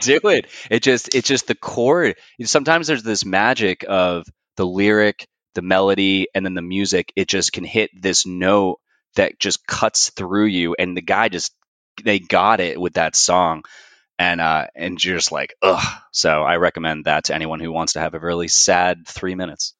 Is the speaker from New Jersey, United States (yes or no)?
yes; New Jersey, United States; moved away as an adult; now in Raleigh, United States; I'm originally from Jersey, but currently, for the last seven years, I've been living in Raleigh, North Carolina